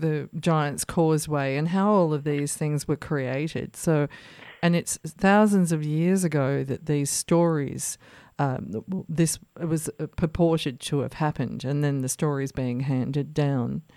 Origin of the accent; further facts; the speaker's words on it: Australia; I grew up here in Australia